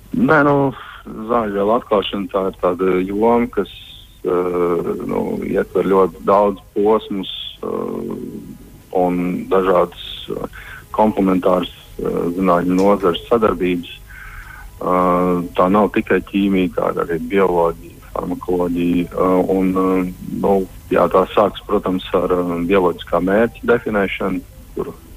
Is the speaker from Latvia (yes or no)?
yes; Salacgrīva, Limbaži Municipality, Latvia; es esmu no Salzgrības un uh, gan jau kā katrs Salzgrības puika kaut kādu laiku posmu ir vēlējies saistīt savu profesiju ar jūru.